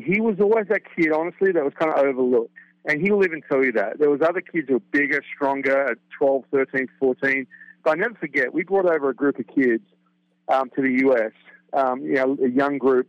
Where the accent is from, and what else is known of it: Australia; born or raised there; now in United States